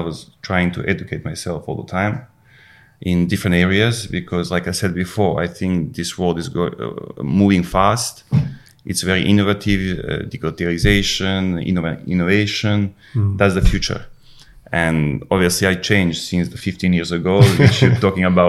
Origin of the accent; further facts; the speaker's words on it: Užice, Serbia; English is a second language; moved away as an adult; also born or lived in Moscow, Russia / Manchester, United Kingdom; I moved back to my hometown, Užice